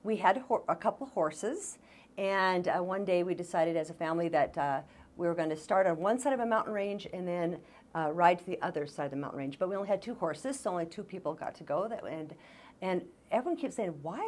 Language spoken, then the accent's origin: English; Bozeman, Montana, United States; I grew up in Bozeman